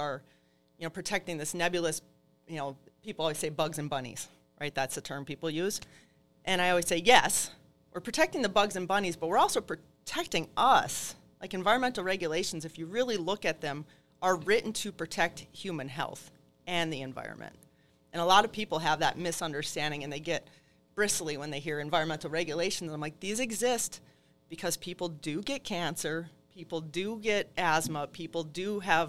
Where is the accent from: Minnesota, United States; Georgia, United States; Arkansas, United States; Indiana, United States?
Minnesota, United States; Barnum; also born or lived in Duluth, Minnesota; I'm originally from Carlton County, not that far from here. So I started actually in Duluth. We moved when I was right before second grade. We moved down to Barnum